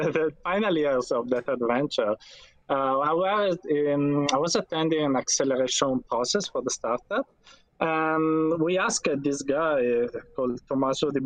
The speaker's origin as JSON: {"language": "English", "town": "Turin", "region": "Piedmont", "country": "Italy", "said": "I'm from Italy, from Turin, that is in the northwest from Italy, of Italy"}